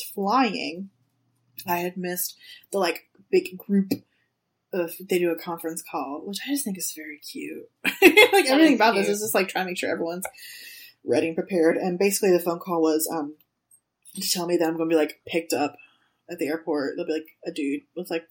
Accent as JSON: {"language": "English", "country": "United States", "said": "I'm the American asshole"}